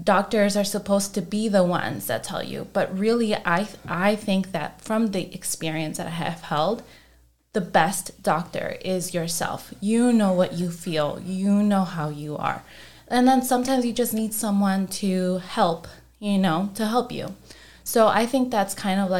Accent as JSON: {"language": "English", "town": "Chicago", "region": "Illinois", "country": "United States", "said": "I'm from Chicago, not Texas"}